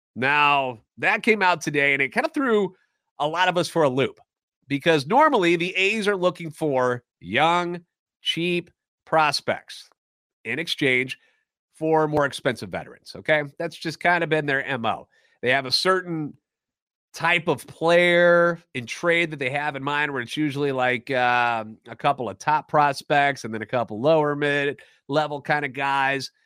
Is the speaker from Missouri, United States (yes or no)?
yes; St. Louis, Missouri, United States; Born and raised in Saint Louis and a lifetime Cardinals fan